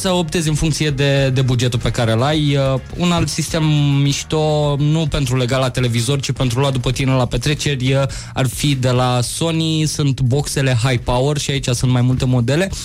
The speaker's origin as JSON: {"language": "Romanian", "region": "Moldavia", "country": "Romania", "said": "sunt din Moldova"}